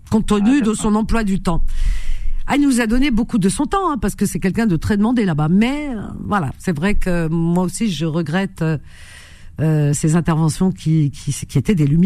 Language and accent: French; Tunisia; suis de Tunisie.